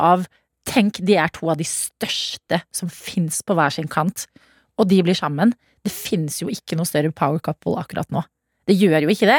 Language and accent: Norwegian; Sarpsborg, Østfold, Norway; jeg er fra Sarpsborg